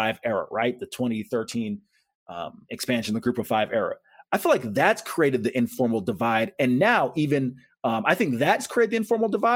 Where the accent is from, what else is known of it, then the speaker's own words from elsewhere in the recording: Tampa, Florida, United States; growing up in Tampa